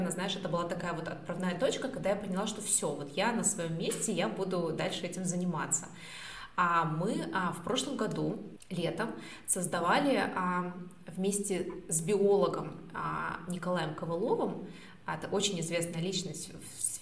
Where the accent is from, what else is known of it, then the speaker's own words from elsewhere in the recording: Australia; вообще я с Австралии